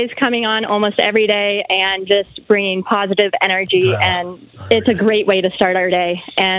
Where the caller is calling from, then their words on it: Iowa, United States; from Iowa. This is my first time calling